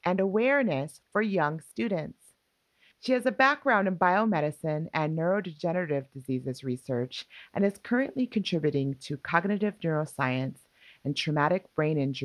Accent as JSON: {"language": "English", "region": "New Mexico", "country": "United States", "also_born_or_lived": "Union City, California", "moved": "as an adult", "said": "I actually lived there when I moved from New Mexico when I left home at 18."}